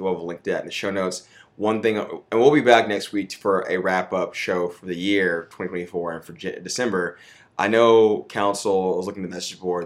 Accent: Austin, Texas, United States; I'm from Austin. I was born here, but I was raised here.

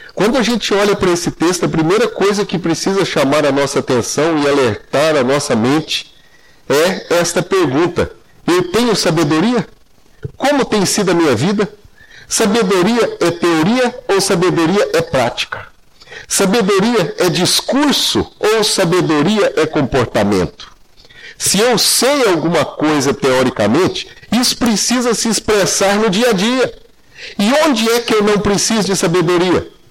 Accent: Anápolis, Goiás, Brazil; moved away as an adult; also born or lived in Campinas / Londrina / Curitiba; now in Paraná, Brazil; Fui criado em Anápolis

